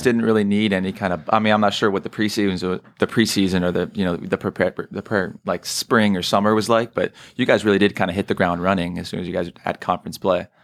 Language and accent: English; San Mateo, California, United States; I'm from San Mateo, which is like two towns over